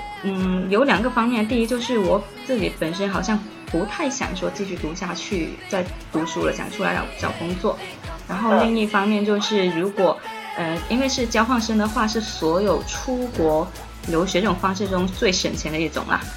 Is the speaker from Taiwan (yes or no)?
no; Guangdong, China; 因为我我是潮汕人嘛，我总觉得韩语跟日语是相对比较容易学的，跟我们的家乡语言有一点点相似